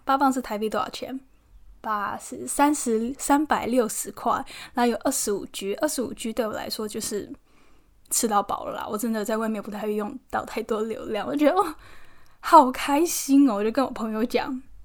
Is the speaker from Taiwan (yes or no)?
yes; Taiwan; now in London, United Kingdom; 现在刚好有很多那个台湾的模特朋友都在伦敦，可以常常见面吃吃饭聊聊天。虽然也是有其他这边的外国朋友，但是我觉得跟来自同一个地方、同一个家乡的人相处，那个那个亲切感、那归属感，就是就是不一样。